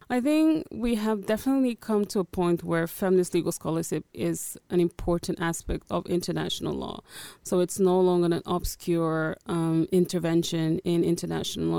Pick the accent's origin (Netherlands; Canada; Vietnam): Netherlands; moved away as an adult; also born or lived in Angola; now in London, United Kingdom; I am originally from Angola. I grew up in the Netherlands as a refugee